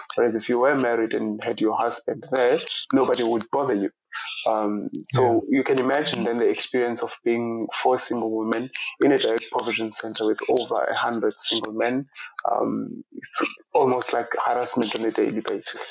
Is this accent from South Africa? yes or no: yes; Eastern Cape, South Africa; moved away as an adult; now in Ireland; I was born in the Eastern Cape of South Africa and grew up in a uh, very rural part of the, the country